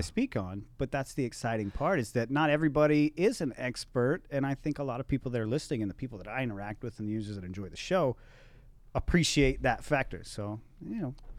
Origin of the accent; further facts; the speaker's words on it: Texas, United States; I'm from Texas